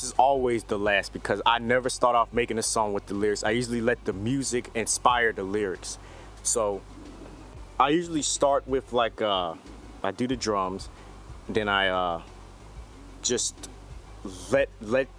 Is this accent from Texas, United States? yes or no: yes; Houston, Texas, United States; I'm an artist from Houston, Texas